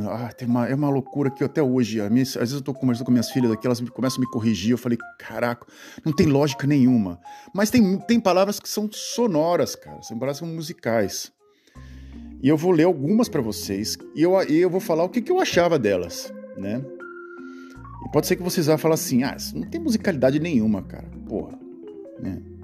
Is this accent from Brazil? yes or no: yes; Brazil; moved away as an adult; now in Netherlands; o lugar onde eu nasci